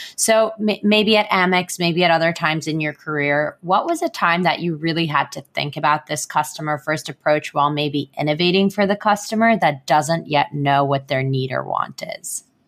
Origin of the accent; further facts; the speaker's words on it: Israel; moved away as an adult; now in United States; I moved across the world to the United States from my home country of Israel without my family